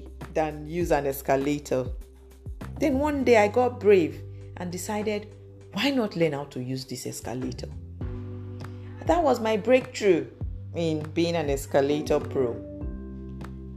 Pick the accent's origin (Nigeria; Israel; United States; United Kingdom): Nigeria; my home country, Nigeria